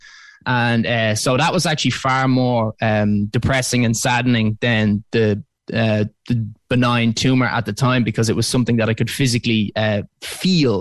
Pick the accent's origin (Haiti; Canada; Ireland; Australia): Ireland; Dublin, Leinster; I'm from Dublin. I'm currently there at the moment